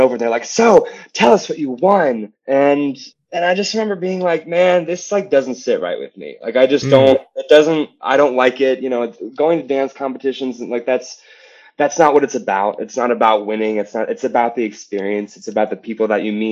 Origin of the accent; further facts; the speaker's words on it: Penn Hills, Pennsylvania, United States; also born or lived in Ohio; I grew up in Penn Hills, which is like a smaller town, like 20 minutes from Pittsburgh